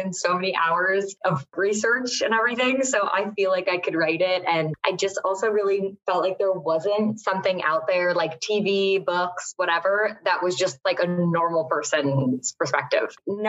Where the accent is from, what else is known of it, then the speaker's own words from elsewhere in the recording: Westchester, New York, United States; now in New York City, United States; I grew up in Westchester.